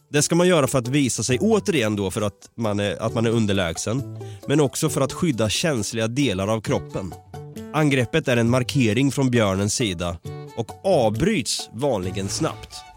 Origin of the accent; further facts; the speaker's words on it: Norrköping, Östergötland, Sweden; now in Stockholm, Sweden; Vi är ju från Norrköping. Jag eh, har ju gått runt där i Vrinnebyskogen då mm. som skogen heter, som ligger närmast det område jag bor